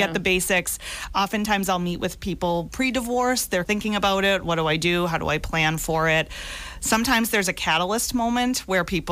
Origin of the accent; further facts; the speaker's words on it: South Shore, Massachusetts, United States; also born or lived in Boston, Massachusetts / Plymouth, Massachusetts; I grew up on the South Shore